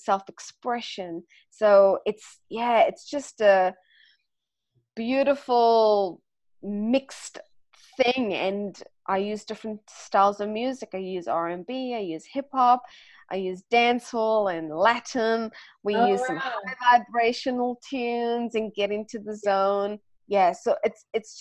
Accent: South Africa; now in Australia; I'm South African

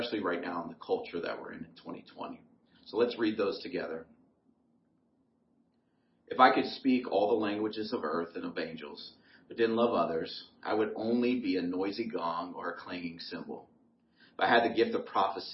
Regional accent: Ohio, United States; born or raised there

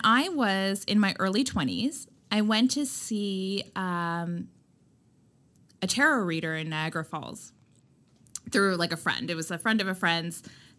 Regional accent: India; But I also, I'm Indian. I come from like, you know, my parents aren't strict Indians and they're not traditional by any means

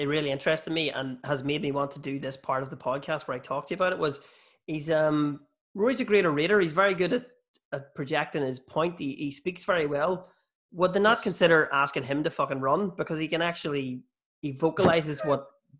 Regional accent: Bessbrook, Northern Ireland, United Kingdom; moved away as an adult; now in Belfast, United Kingdom; So I'm from Bessbrook, which was a mill town that was built by the Quakers, and it's pretty much 50-50 as well. But Bessbrook is right at the foot of where South Armagh starts, which is seen as a very Republican area from the Troubles

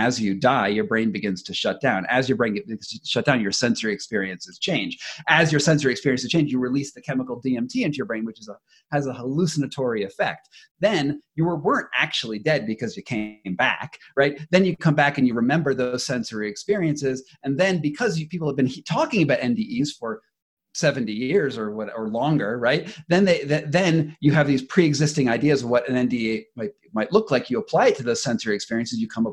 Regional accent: United States

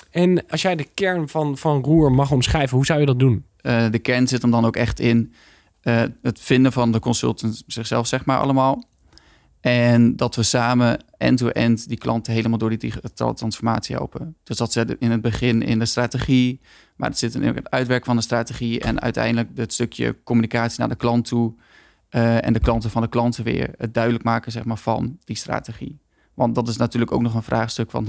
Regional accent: Groningen, Netherlands; moved away as an adult; now in Rotterdam, Netherlands; ik kom oorspronkelijk uit Groningen, dus ik kan een klein beetje een accentje hebben. Maar ik woon al sinds mijn 19 eigenlijk in Rotterdam.

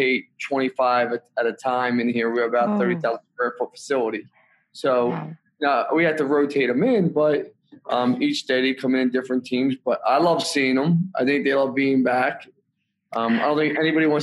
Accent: Philadelphia, Pennsylvania, United States; also born or lived in Hershey, Pennsylvania / Council Rock, Pennsylvania; I come from Northeast Philly, Bucks County

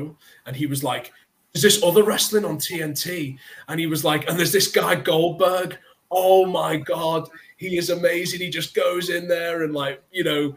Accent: United Kingdom; as a Brit growing up in the 90s, as a young kid

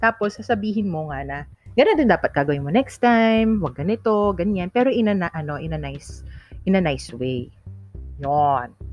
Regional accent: Ilocano, Ilocos Region, Philippines; accent: Ilocano; Ilocano kasi ako, guys. Yan, so my father's and ano, uh, Ilocano. Tapos nakuha ko yung punto

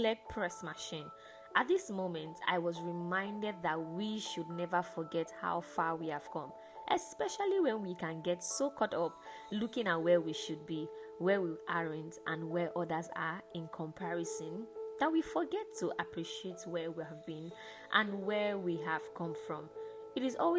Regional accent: Lagos, Nigeria; how we in Lagos and Nigeria will say

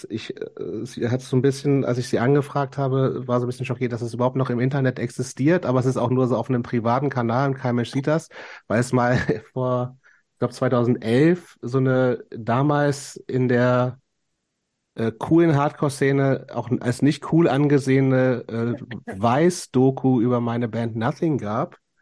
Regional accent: Lower Saxony countryside, Germany; born or raised there; moved away

